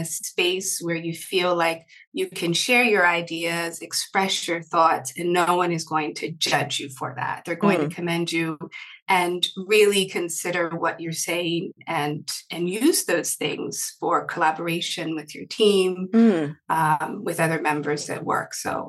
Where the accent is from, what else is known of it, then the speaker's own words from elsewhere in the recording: Maryland, United States; originally I am from Maryland in the United States, a very small state close to the capital, Washington, D.C.